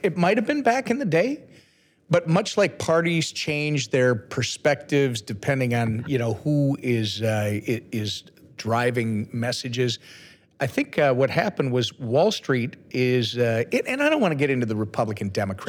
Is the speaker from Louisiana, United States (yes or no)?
no; Minnesota, United States; I'm from Minnesota.